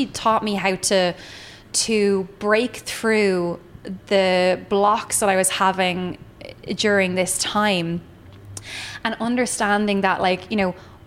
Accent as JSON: {"language": "English", "country": "Ireland", "said": "my, I suppose, ancestral lineage of being Irish, like if we think about how we were always like second class citizens"}